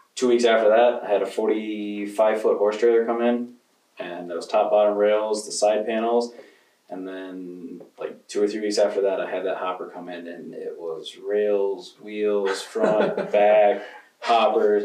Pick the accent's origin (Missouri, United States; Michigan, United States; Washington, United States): Michigan, United States; Grand Rapids; moved away as an adult; also born or lived in Neillsville, Wisconsin; now in Osceola, United States; I'm originally from Grand Rapids, Michigan